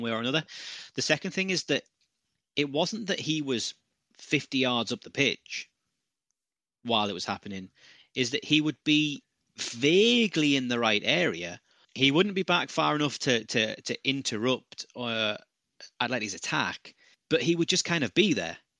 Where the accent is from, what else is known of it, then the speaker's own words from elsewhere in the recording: United Kingdom; as a Brit